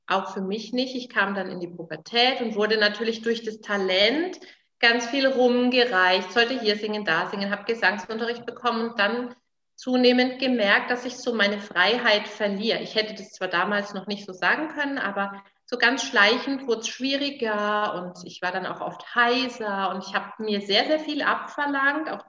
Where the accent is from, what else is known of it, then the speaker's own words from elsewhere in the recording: Nuremberg, Bavaria, Germany; bin ein echtes Nürnberger Würstchen und in Franken auch aufgewachsen